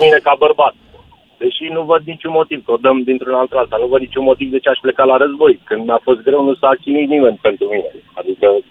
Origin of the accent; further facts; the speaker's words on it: Romania; moved away; also born or lived in England; așa am fost crescuți, noi ca români